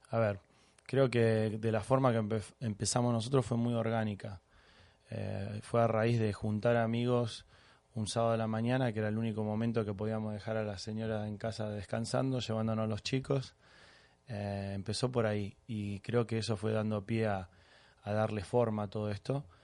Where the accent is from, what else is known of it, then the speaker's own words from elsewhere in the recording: Los Angeles, California, United States; born there; also born or lived in Argentina; Nací en Los Ángeles y viví cinco años en Argentina, creo que fueron los años que me marcaron